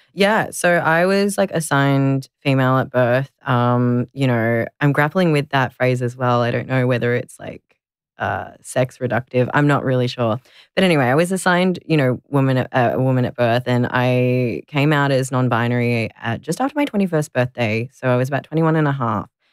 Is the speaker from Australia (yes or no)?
yes; Melbourne, Victoria, Australia; I grew up here in Nam in Melbourne, and I've never really left